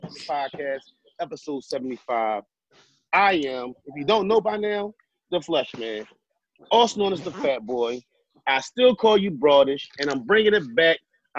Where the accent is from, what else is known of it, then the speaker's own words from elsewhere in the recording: North Carolina, United States; I'm from North Carolina. I'm from North Carolina.